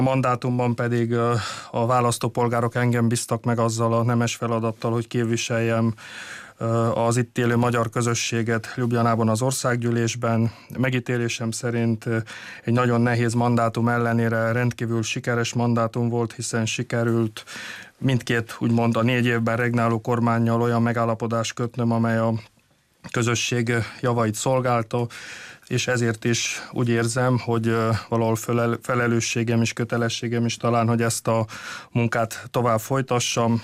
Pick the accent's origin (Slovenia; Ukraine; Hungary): Slovenia; Gornji Lakoš; felső lakosban születtem, ott is élek